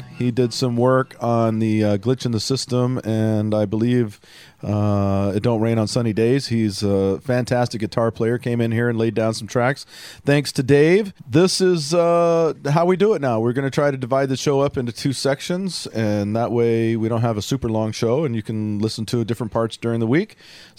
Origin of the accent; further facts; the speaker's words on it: the South, United States; I grew up in the South